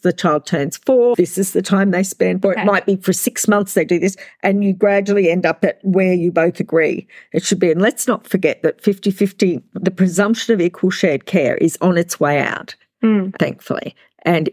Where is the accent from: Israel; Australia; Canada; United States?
Australia; we're from Australia